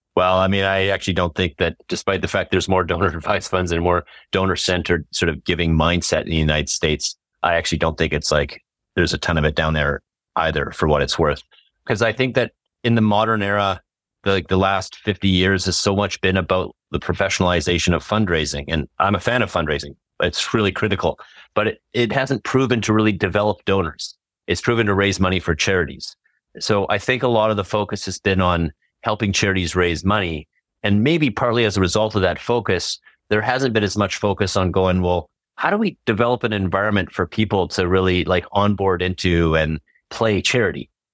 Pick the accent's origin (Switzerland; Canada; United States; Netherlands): Canada; as a Canadian